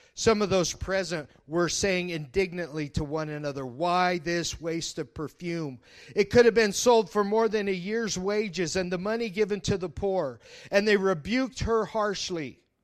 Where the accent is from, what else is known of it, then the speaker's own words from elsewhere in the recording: Colorado, United States; now in Nebraska, United States; I'm from Colorado